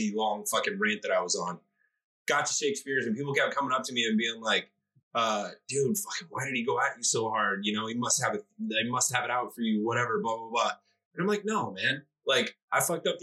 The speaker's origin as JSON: {"language": "English", "town": "Oakland", "region": "California", "country": "United States", "tie": "born or raised there", "also_born_or_lived": "Arizona / Brooklyn", "moved": "yes", "lives_now": "Austin, United States", "said": "I grew up in Oakland with a bunch of black 15-year-old kids."}